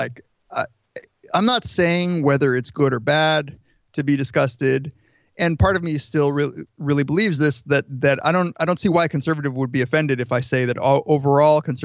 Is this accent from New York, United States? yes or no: no; Riverside, California, United States; I grew up in Southern California, in Riverside